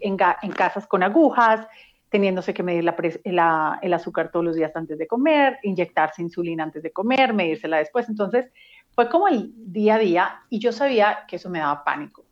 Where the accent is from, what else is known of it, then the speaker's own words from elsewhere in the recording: Medellín, Antioquia, Colombia; crecí en Medellín, Colombia